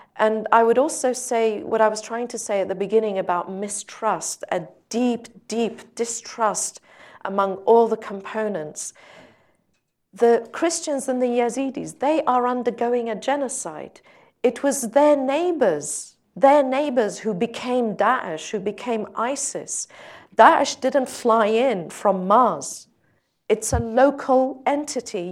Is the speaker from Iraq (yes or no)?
yes; Sinjar, Nineveh, Iraq; I'm from Sinjar